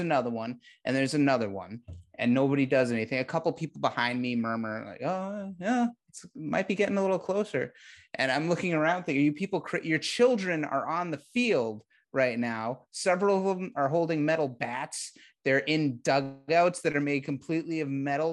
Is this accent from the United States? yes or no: yes; Massachusetts, United States; moved away as an adult; now in Texas, United States; I'm from Massachusetts